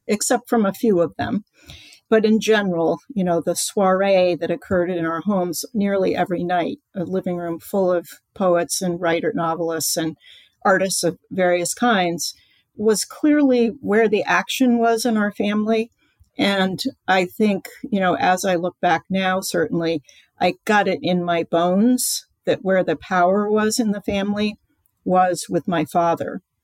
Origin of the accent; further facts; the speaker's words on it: East Coast, United States; I grew up on the East Coast.